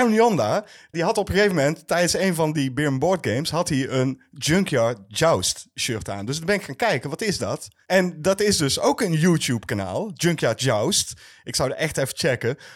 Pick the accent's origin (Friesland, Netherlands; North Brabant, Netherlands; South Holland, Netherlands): North Brabant, Netherlands; ja, maar we komen uit